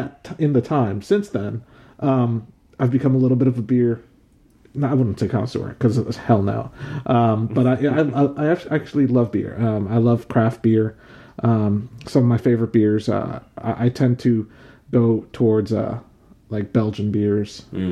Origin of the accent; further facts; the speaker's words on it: Virginia, United States; also born or lived in New York; Born in New York. Okay. Moved to Virginia when I was 7.